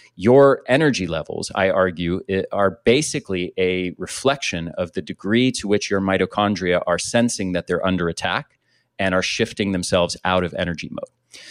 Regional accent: United States; I grew up in the States

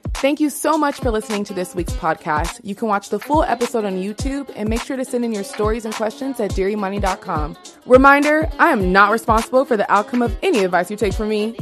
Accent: Washington, United States; moved away; I grew up in Washington, so it's, like, two-hour drive

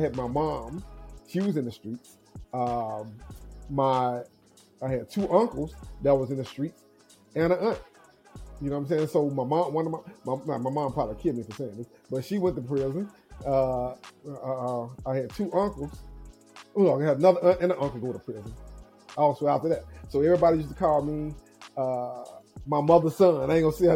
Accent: Mobile, Alabama, United States; I grew up in Mobile, Alabama, in a small town called Maysville

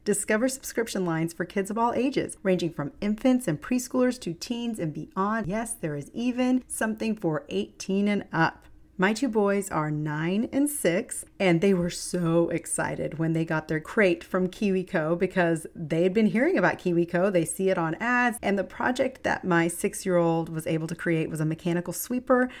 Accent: East Texas, United States; live in the piney woods of East Texas in my hometown as well

